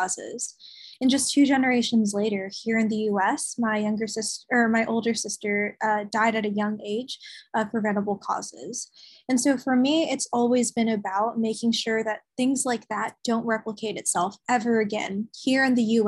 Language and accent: English; Tennessee, United States; I'm from Tennessee